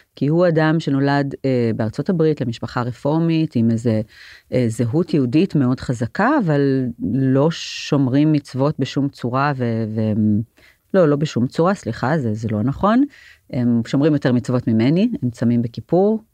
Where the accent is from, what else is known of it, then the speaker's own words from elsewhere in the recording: Jerusalem, Jerusalem District, Israel; גדלתי בעיר העתיקה, מרוב היהודי בעיר העתיקה בירושלים